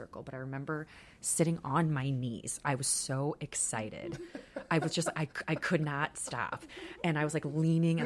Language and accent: English; Crown Point, Indiana, United States; I grew up here in Crown Point. I never really left